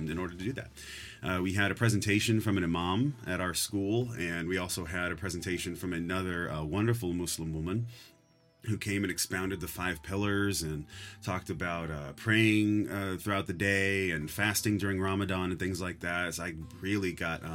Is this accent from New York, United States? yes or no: no; San Leandro, California, United States; also born or lived in New Orleans, Louisiana; I was raised in the San Francisco Bay Area, in particular a small city called San Leandro.